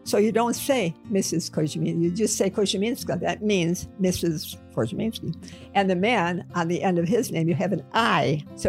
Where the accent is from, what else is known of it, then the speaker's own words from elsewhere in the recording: Illinois, United States; I was born December 1st of 1932, which they tell me was during the Depression. And I grew up in Illinois.